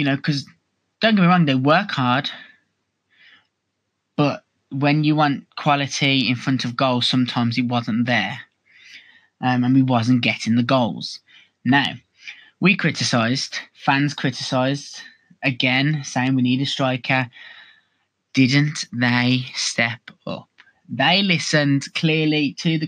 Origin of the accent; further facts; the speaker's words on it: Birmingham, West Midlands, United Kingdom; I am from Birmingham, so naturally, I am a Birmingham City supporter